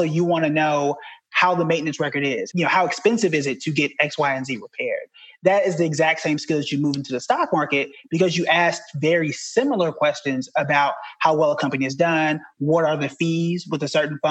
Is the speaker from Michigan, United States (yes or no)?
no; Tulsa, Oklahoma, United States; moved away as an adult; also born or lived in Dallas; now in New York City, United States; I'm from Tulsa, Oklahoma